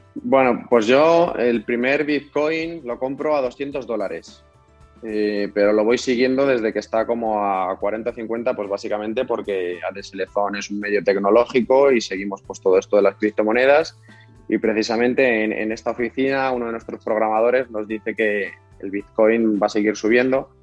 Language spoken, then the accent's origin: Spanish; Spain